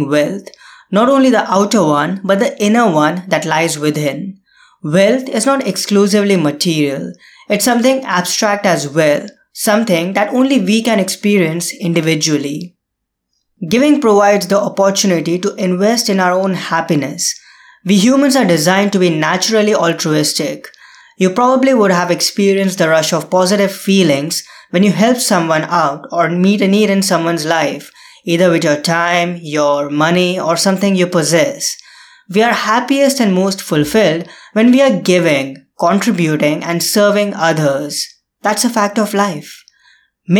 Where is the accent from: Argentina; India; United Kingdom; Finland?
India; India, my home country